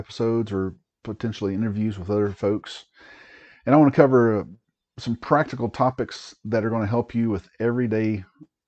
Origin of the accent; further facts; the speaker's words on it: East Tennessee, United States; moved away as an adult; also born or lived in Oklahoma / Germany / Washington State; I grew up in East Tennessee